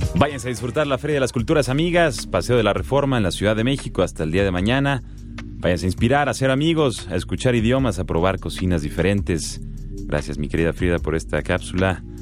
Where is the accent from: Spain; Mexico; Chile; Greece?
Greece; es Grecia mi país de origen.